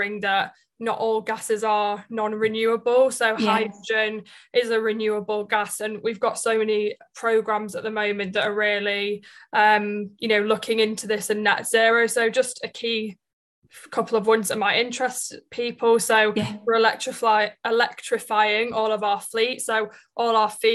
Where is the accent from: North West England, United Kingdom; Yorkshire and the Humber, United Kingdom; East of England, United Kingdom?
Yorkshire and the Humber, United Kingdom; Leeds; now in London, United Kingdom; I'm from Leeds, so I'm currently living in London